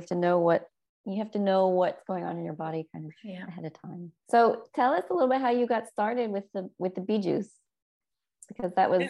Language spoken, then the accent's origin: English; California, United States; moved away; for me as a Californian to have walked in, and it was just like instantly I was transported to home